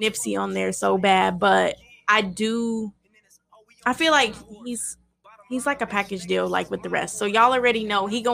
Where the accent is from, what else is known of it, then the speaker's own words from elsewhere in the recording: California, United States; I'm a Cali girl. I'm from Cali